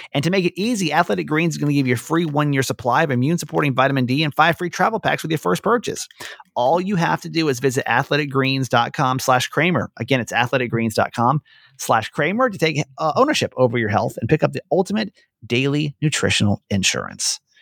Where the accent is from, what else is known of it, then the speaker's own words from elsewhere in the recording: Georgia, United States; I grew up in Georgia